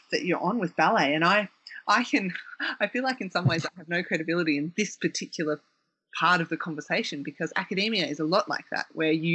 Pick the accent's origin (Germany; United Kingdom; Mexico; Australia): Australia; Victoria; growing up in Australia